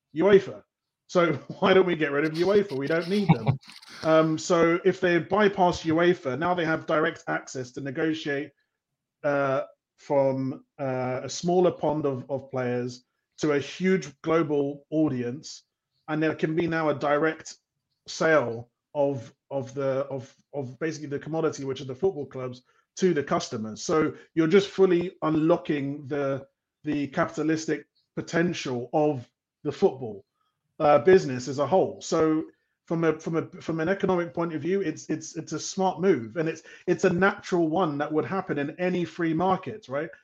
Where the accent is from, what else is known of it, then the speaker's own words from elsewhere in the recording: London, United Kingdom; moved away as an adult; also born or lived in Europe / Africa; obviously I'm from London, but I lived in Europe for several years, and I lived in Africa for for five years